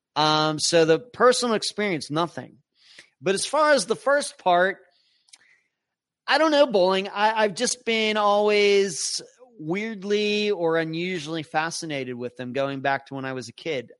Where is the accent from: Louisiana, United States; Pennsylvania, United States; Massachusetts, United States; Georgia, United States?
Pennsylvania, United States; moved away; close to where I grew up in Pennsylvania